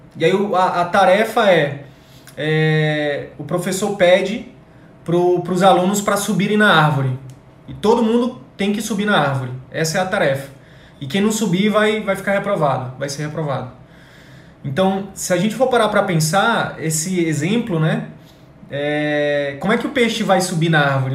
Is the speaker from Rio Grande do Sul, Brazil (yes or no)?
no; Picos, Piauí, Brazil; moved away; eu estava em Picos agora no Piauí, na minha cidade natal, de férias